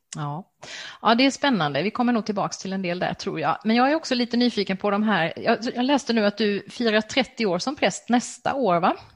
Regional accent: Växjö, Kronoberg County, Sweden; Växjö stift, som har sitt säte i min hemstad

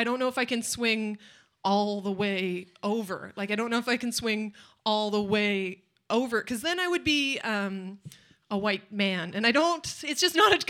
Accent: Nanaimo, British Columbia, Canada; I'm from Nanaimo

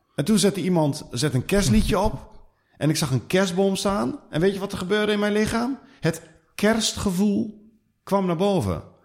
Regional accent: Twente, Overijssel, Netherlands; accent: Twentse tongval; ik kom uit Twente.

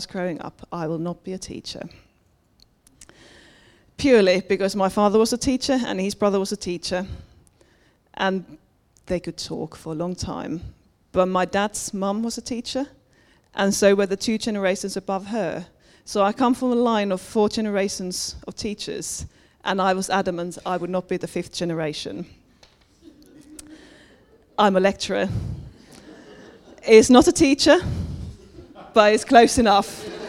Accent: Finland; moved away; I was brought up Pentecostal in Finland.

